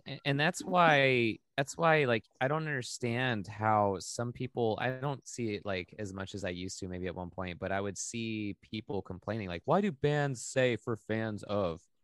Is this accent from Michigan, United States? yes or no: no; Maui, Hawaii, United States; I grew up in Hawaii